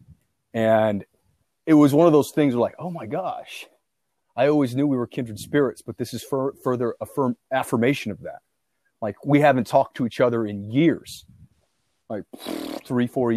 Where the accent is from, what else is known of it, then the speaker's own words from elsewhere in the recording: United States; because I'm American.